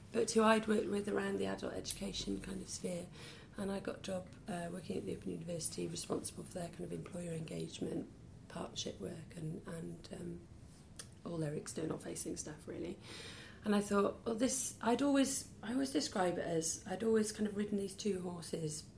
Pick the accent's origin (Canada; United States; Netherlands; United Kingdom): United Kingdom; Peterston-super-Ely, Wales; also born or lived in Pontyclun / Miskin / Bristol; now in Cardiff, United Kingdom; grew up then about eight miles out of Cardiff in a little village called Peterston